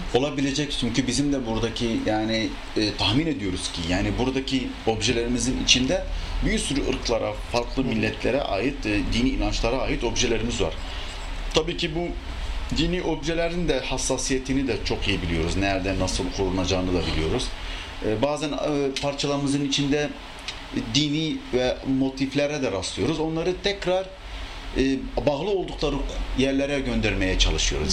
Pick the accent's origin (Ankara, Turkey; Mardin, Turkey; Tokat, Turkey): Mardin, Turkey; Mardin doğumluyum. Ee, Süryani bir ailenin çocuğuyum